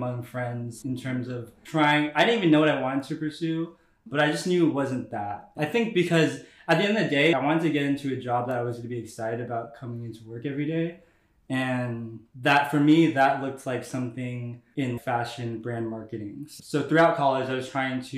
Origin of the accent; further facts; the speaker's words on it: Bay Area, California, United States; moved away as an adult; now in Brooklyn, United States; I'm from the Bay Area. I've been living in Brooklyn, New York for the past year and a half